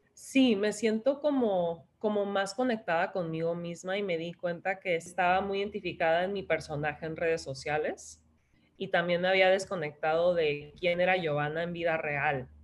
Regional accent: San Diego, California, United States; also born or lived in Tijuana, Mexico; yo soy de San Diego, este, mexicana de Tijuana, pero casi toda mi vida he vivido en San Diego

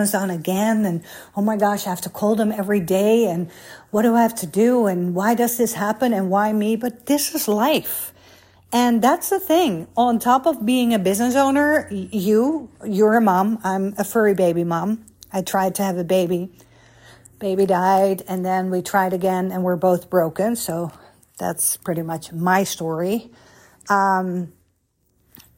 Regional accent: Netherlands; also born or lived in Beverly Hills, California, United States; now in United States; growing up in Holland

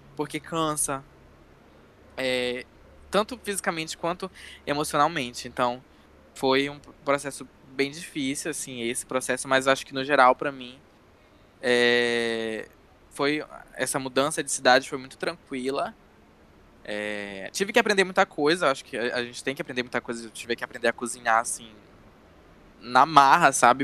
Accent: Castanhal, Pará, Brazil; moved away as an adult; now in Belém, Brazil; eu sou de Castanhal, que é uma cidade que fica a 70 quilômetros mais ou menos de Belém

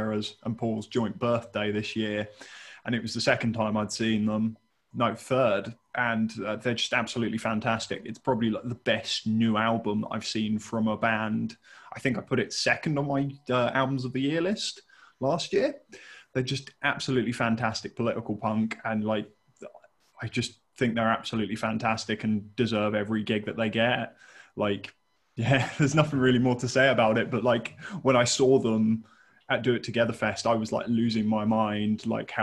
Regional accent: Reading, South East England, United Kingdom; growing up in the Reading local scene

